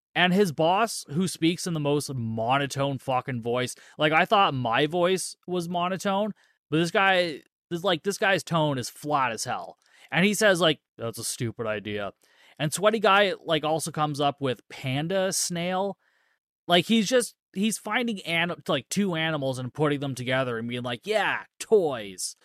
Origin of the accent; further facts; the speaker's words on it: Canada; I'm Canadian